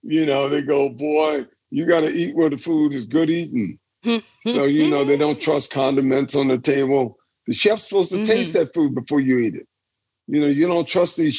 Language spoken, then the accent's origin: English; Baton Rouge, Louisiana, United States; I was this kid growing up in Louisiana, man, in the hood down there